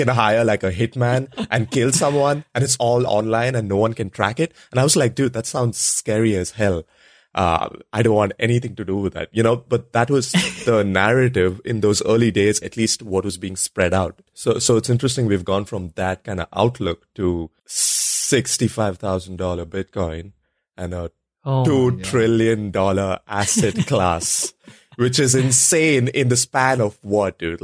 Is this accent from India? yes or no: yes; India; moved away; when I was growing up in India. And then when I moved out here